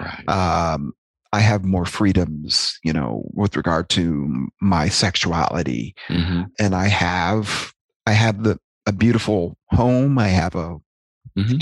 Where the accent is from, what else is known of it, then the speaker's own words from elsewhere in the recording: Fayetteville, North Carolina, United States; moved away; I was born in Fayetteville, North Carolina.